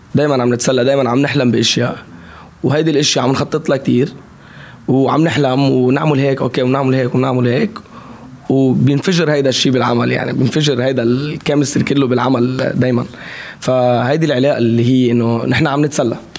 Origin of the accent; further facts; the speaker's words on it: Lebanon; accent: Lebanese; also born or lived in Saudi Arabia; بلهجتي باللهجه اللبنانيه